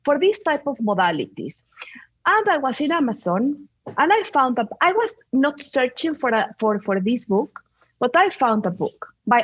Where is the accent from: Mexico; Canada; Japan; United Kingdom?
Mexico; Mexico City; English is a second language; moved away; also born or lived in Spain / Chicago, United States; Well, I'm a mix of Mexican and Spanish. So that's the reason that I have this accent. I grew up in Mexico City.